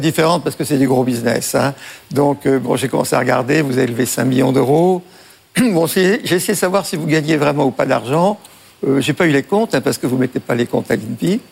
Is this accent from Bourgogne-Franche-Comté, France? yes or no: no; Breton, Brittany, France; on est breton